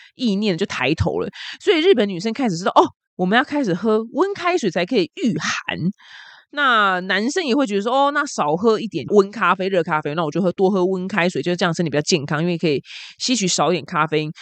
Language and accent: Chinese; Taiwan; 我们台湾人